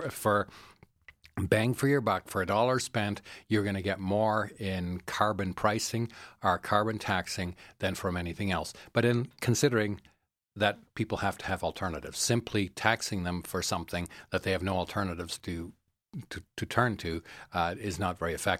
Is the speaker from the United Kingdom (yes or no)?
no; Netherlands; now in Calgary, Canada; I travel a lot to Europe, and I'm originally from the Netherlands, and many people take public transit or ride bicycles everywhere.